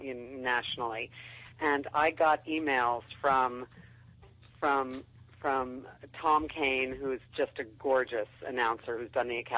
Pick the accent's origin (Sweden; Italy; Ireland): Sweden; I'm from Sweden